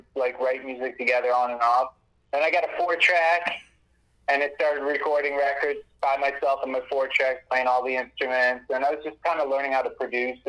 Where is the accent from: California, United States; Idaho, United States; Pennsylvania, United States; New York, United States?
New York, United States; Buffalo; I grew up in Buffalo, New York. I was raised in a music household.